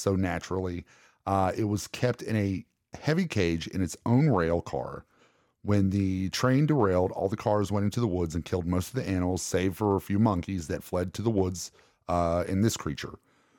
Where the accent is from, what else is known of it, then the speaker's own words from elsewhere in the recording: Ohio, United States; I grew up in Ohio.